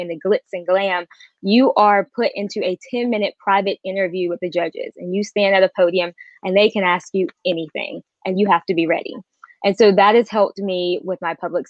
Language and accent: English; Durham, North Carolina, United States; born and raised in Durham, North Carolina.